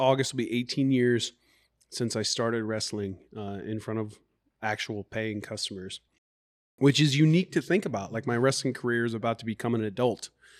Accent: Garden City, Kansas, United States; now in Iowa, United States; I first became a professional wrestling fan when I was living in Kansas when I was younger. I'm not originally from Iowa, but I was about 5 years old.

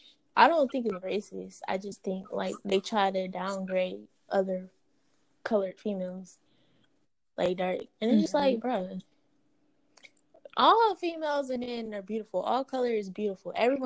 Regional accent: Durham, United States; When I was growing up in Durham, we stayed in, like, apartments.

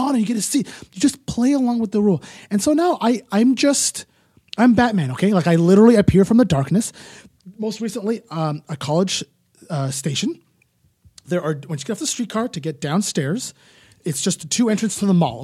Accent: Ottawa, Ontario, Canada; now in Toronto, Canada; I'm from Ottawa in the burbs.

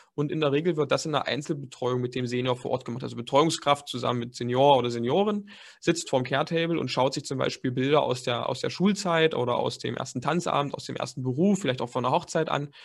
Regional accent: Dessau, Saxony-Anhalt, Germany; moved away as an adult; also born or lived in Leipzig; Ich komme gebürtig eigentlich aus Dessau. Das ist eine ganz kleine Stadt in Sachsen-Anhalt

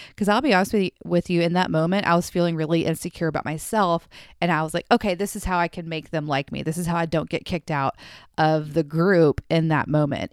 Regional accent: the South, United States; I am from the South

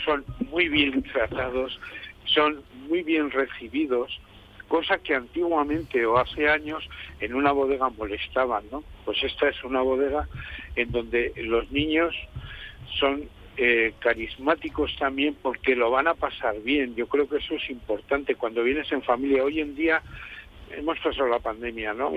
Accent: Rioja Alavesa, Basque Country, Spain; las personas que vivimos en esta zona, en el caso de Rioja Alavesa

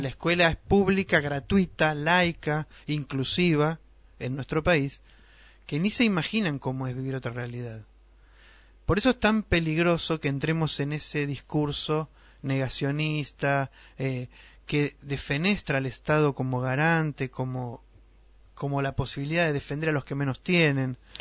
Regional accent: Argentina; una tradición que tenemos los argentinos

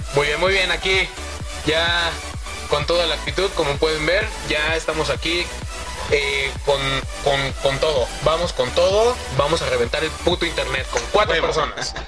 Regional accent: Mexico City, Mexico; yo soy del agrícola oriental

